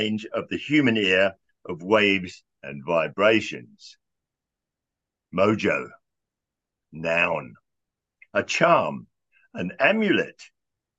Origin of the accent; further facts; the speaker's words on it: London, United Kingdom; moved away as an adult; now in United States; When I was growing up in Southwest London